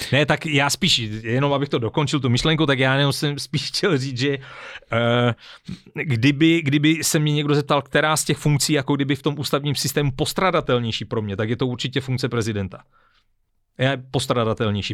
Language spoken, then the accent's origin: Czech; Czechia; já zase jsem docela Čech, jo, a i s těma vazbama mezinárodníma jsem, jsem docela Čech